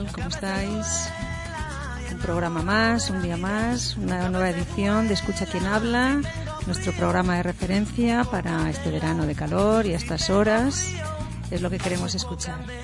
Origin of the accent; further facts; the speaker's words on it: Madrid, Community of Madrid, Spain; de los que somos del noreste de Madrid